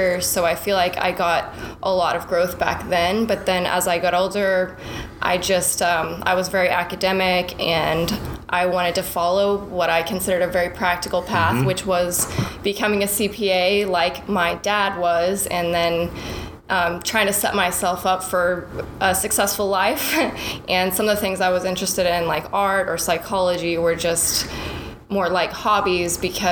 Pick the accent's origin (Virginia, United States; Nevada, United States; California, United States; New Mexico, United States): New Mexico, United States; Portales; now in Dallas, United States; my hometown is in New Mexico, in Portales. I grew up on a ranch next to my grandparents